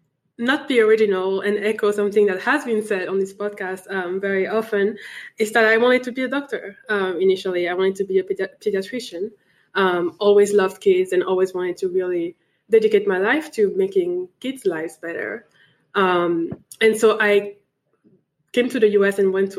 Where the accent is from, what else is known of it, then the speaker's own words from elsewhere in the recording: Benin; also born or lived in Senegal; now in United States; So I was born in Senegal. My father is from Benin, and my mom is French, Togolese, and Malian. And so initially, you know, my first memories were definitely in Benin after we after we moved from Senegal.